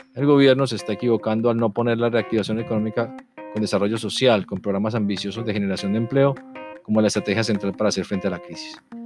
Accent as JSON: {"language": "Spanish", "country": "Colombia", "moved": "yes", "said": "como colombianos que somos, somos embajadores de nuestro país"}